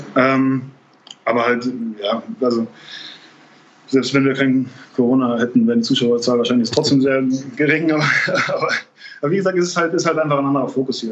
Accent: Trier, Rhineland-Palatinate, Germany; moved away as an adult; also born or lived in Bamberg / Munich / Tel Aviv; in meiner, meiner Heimatstadt ähm, ähm Trier

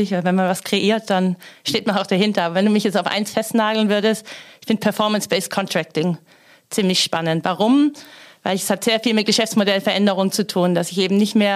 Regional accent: Baden-Württemberg, Germany; ich komme aus Stuttgarter Gegend, da braucht man auch einen Bosch-Motor dann.

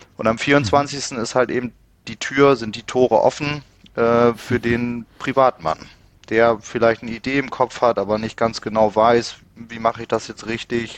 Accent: Bremen, Germany; moved away as an adult; now in Emsland, Germany; Ich komme gebürtig aus Bremen. Der Liebe wegen im Emsland gelandet

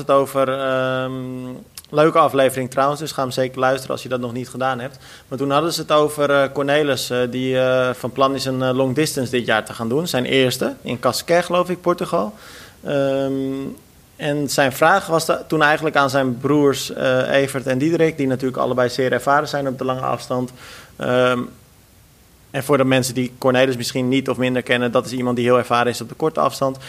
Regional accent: Netherlands

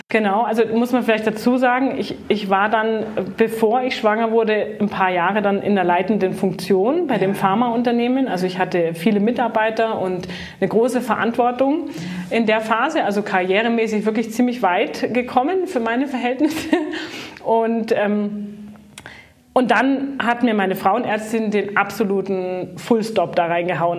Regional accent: Greater Munich area, Bavaria, Germany; also born or lived in Baden-Württemberg / United States; groß geworden bin ich im, im Großraum München

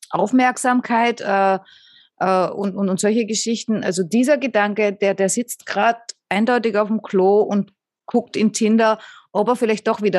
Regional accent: Austria

